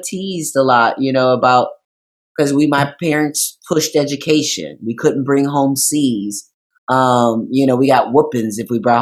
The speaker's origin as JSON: {"language": "English", "town": "Racine", "region": "Wisconsin", "country": "United States", "tie": "born or raised there", "also_born_or_lived": "Kenosha, Wisconsin", "said": "I grew up in Racine. I was born in Kenosha"}